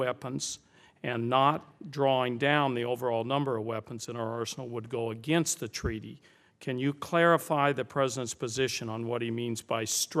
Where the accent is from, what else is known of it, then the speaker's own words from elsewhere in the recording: New Mexico, United States; The national labs located in my home state of New Mexico play a vital role